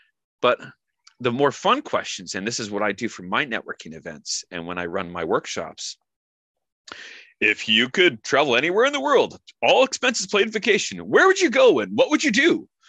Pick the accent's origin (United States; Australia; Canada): Canada; Being Canadian, we get asked all the time, are you American? And I'm like, no, I'm Canadian.